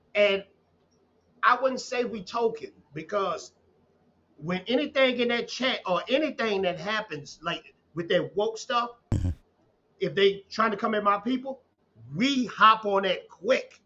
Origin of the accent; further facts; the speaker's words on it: a small town in Texas, United States; I'm from Texas, man. Uh, from a, a, small town in Texas, and I had uh, a father, I had a mother, I had grandparents